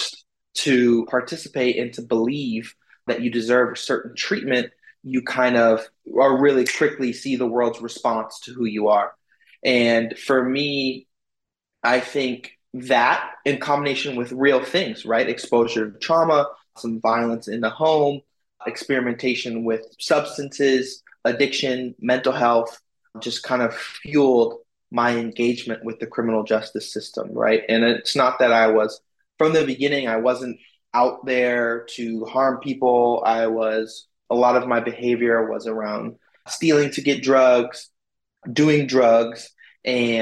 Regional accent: Oakland, California, United States; I'm literally in the neighborhood that I grew up with, you know, or just south of the neighborhood I grew up with here in Oakland

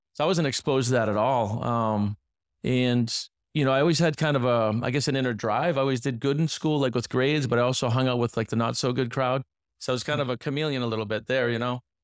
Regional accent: north central Massachusetts, United States; moved away as an adult; also born or lived in Pennsylvania; now in Miami, United States; I grew up, uh, in a, a smaller inner city, about fifty thousand people. It's actually north central Massachusetts, so, uh, about an hour outside of Boston

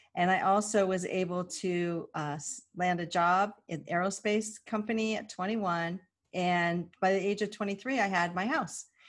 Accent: Southern California, United States; growing up in Southern California, it was really odd to be a native

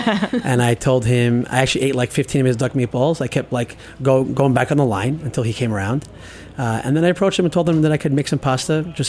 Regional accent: New York City, New York, United States; growing up in Bensonhurst

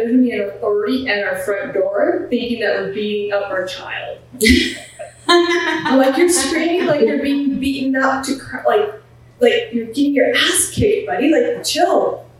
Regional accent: Canada; also born or lived in Punjab, India / Montreal, Canada; So I was born in Punjab. I was 11 months old when I came to Canada.

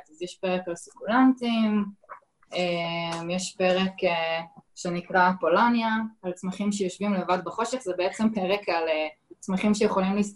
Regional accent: Central District, Israel; now in Haifa, Israel; אני מרכזניקית כל חיי, גדלתי במרכז, ו... בשנייה שכף רגלי דרכה בחיפה, פשוט התאהבתי

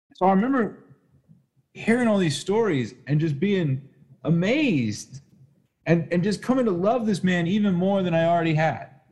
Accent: Atlanta, Georgia, United States; I grew up in Atlanta.

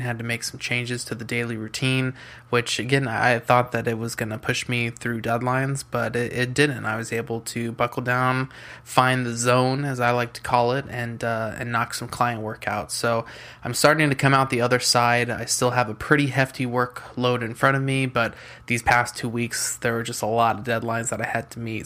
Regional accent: San Diego, California, United States; I'm from San Diego, California

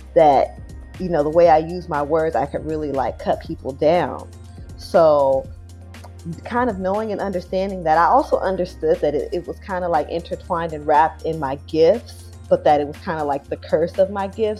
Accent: Riverside, California, United States; also born or lived in San Diego, United States; now in Brooklyn, United States; I am from California, from Southern Cal, born in San Diego, raised in Riverside, but I've been living in Brooklyn for over a decade now

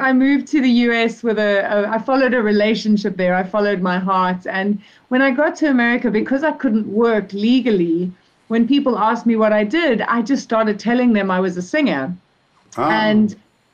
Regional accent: South Africa; also born or lived in Zimbabwe; I was born in Zimbabwe, actually, so a neighboring country. And I've been living in South Africa since I was 5.

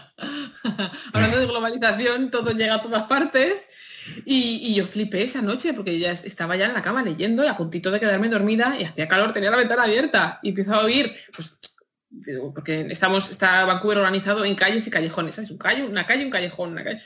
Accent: a town in Madrid, Community of Madrid, Spain; moved away; yo soy de un pueblo de Madrid y eso se oye en las fiestas del pueblo de, mi pueblo de Madrid todos los veranos.

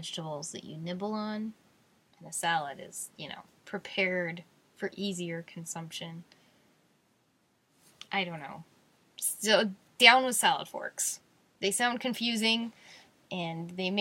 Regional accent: Idaho, United States; I'm from Idaho

